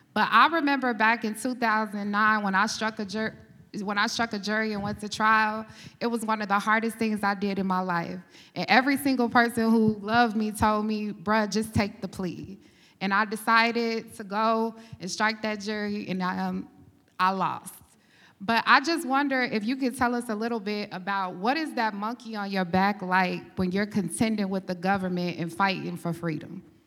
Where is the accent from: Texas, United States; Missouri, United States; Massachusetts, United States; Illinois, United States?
Texas, United States; Dallas; also born or lived in Dayton, Ohio; I'm originally from Dayton, Ohio, grew up in Dallas, Texas